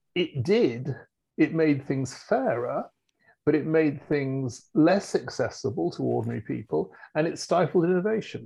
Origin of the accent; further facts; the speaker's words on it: United Kingdom; as a Brit